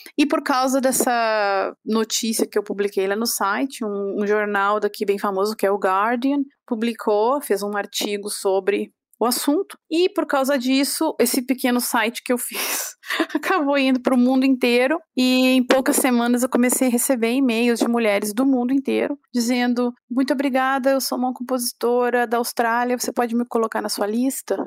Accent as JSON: {"language": "Portuguese", "country": "Brazil", "moved": "as an adult", "lives_now": "Europe", "said": "sendo brasileira"}